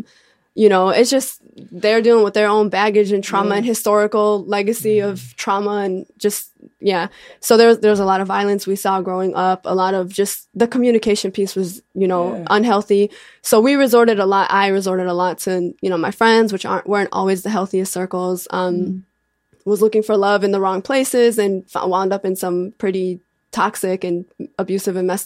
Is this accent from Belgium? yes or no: no; Bridgeview, Illinois, United States; born or raised there